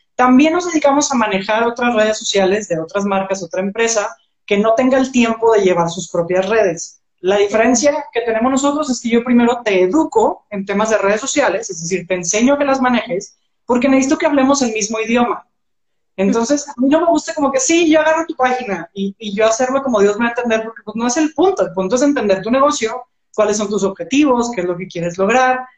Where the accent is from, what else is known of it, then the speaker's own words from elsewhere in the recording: Monterrey, Nuevo León, Mexico; yo soy de aquí de Monterrey